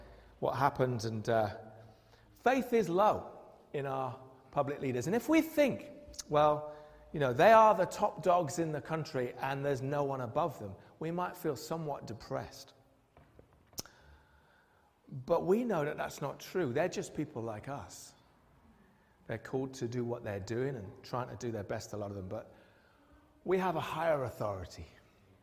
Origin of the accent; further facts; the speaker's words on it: United Kingdom; we're British